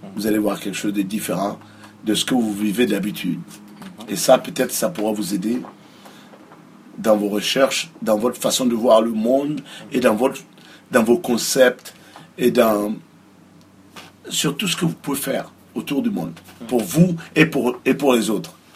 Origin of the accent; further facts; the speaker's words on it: Ouagadougou, Centre, Burkina Faso; moved away as an adult; now in United States; je suis né à Ouaga, j'ai grandi à Ouaga